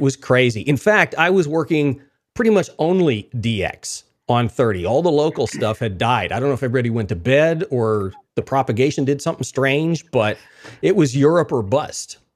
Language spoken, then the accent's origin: English; Wichita Falls, Texas, United States; I grew up in Wichita Falls